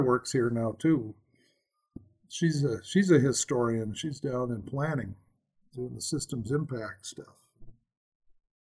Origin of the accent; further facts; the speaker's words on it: Helena, Montana, United States; I grew up here in Helena